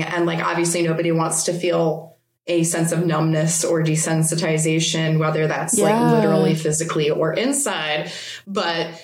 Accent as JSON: {"language": "English", "country": "United States", "said": "as an American"}